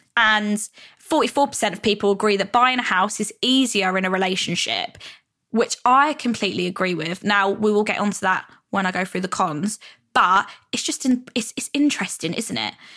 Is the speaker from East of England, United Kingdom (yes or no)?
yes; Stevenage, East of England, United Kingdom; moved away as an adult; also born or lived in London; when I used to live in my hometown, Hertfordshire, Stevenage